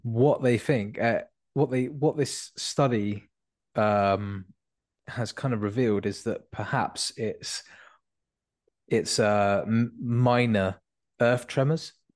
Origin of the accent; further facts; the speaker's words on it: Devon, South West England, United Kingdom; I was born in Devon